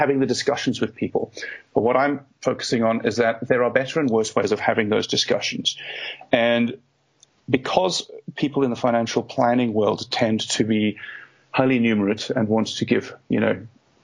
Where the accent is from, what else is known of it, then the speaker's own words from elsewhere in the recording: South Africa; moved away as an adult; now in United Kingdom; I grew up in South Africa